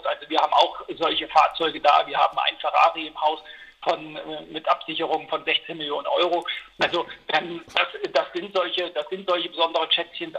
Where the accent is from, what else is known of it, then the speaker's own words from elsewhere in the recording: Eisenach, Thuringia, Germany; ich bin Thüringer. Ich habe halt einen besonderen Bezug zu, zu der Region Eisenach, weil da komme ich her